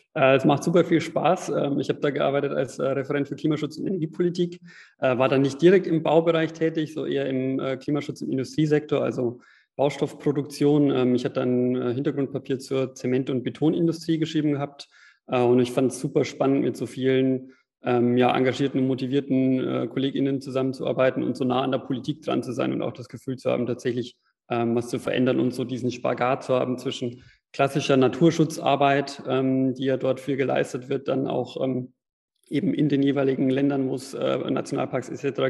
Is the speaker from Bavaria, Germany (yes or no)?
yes; Regensburg, Bavaria, Germany; in meiner Heimatstadt in Regensburg